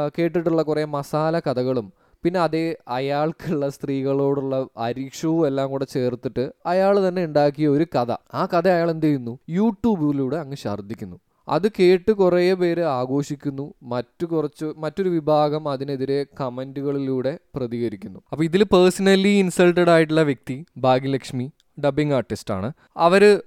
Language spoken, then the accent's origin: Malayalam; India; നമ്മൾ ഇന്ത്യക്കാർ